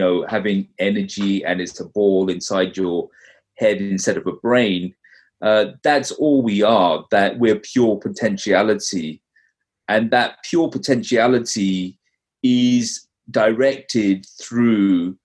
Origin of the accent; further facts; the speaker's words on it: London, United Kingdom; now in North Carolina, United States; I grew up in London. I've been, you know, in the US now, in North Carolina for about 15 years